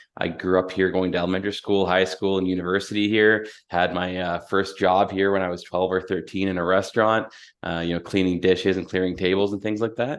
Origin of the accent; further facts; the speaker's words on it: London, Ontario, Canada; I was born and raised in London, Ontario.